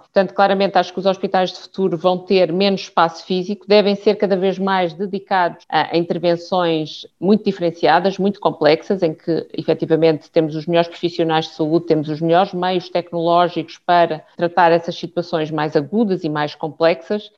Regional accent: Lisbon, Portugal; eu sou de Lisboa

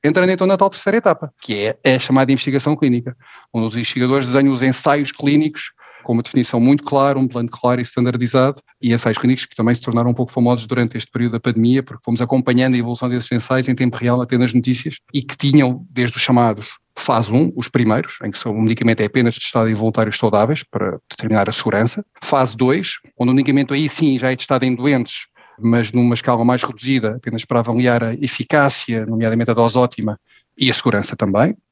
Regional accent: Portugal; sou português, 44 anos

